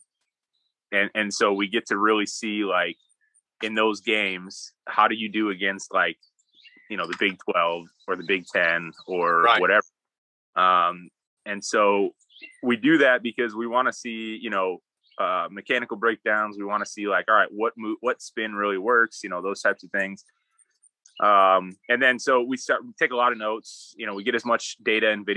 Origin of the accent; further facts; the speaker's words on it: Wisconsin, United States; moved away; I grew up in Wisconsin.